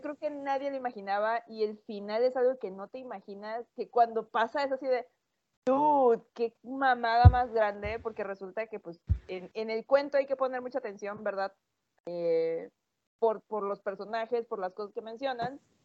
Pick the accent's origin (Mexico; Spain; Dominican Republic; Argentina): Mexico; nosotros como mexicanos